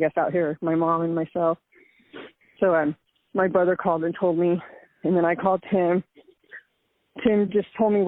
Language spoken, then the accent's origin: English; Oregon, United States; We grew up in Oregon